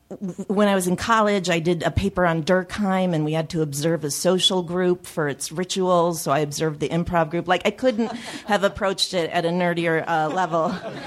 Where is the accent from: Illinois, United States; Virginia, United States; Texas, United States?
Illinois, United States; Chicago; I grew up in Chicago, and we went to the Second City since I was a little kid